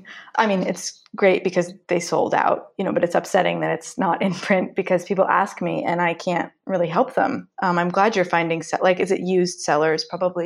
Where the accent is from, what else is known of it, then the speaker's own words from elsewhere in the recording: Mill Valley, California, United States; now in Greece; I'm from Mill Valley.